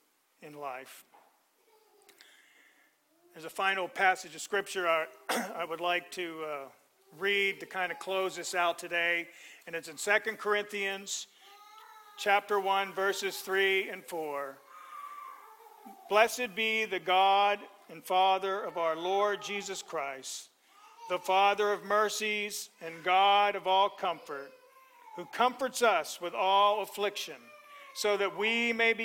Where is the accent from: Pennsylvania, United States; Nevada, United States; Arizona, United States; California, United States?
Pennsylvania, United States; now in Florida, United States; I grew up in Pennsylvania